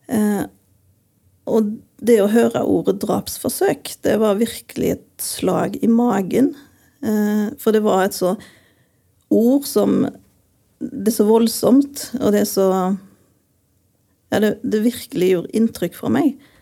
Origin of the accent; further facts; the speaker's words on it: Western Norway, Norway; moved away; jeg er jo fra Vestlandet